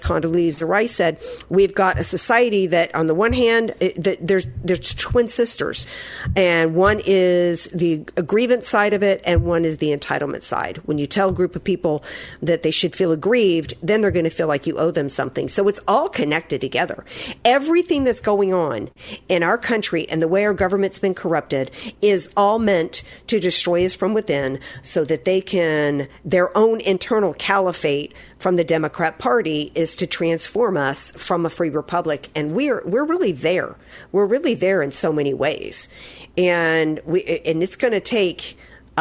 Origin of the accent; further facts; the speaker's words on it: the South, United States; growing up in the South